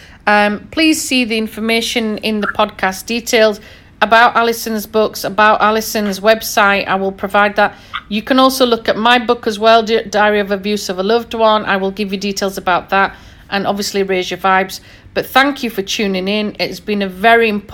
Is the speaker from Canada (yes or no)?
no; Yorkshire and the Humber, United Kingdom; being a Yorkshire lass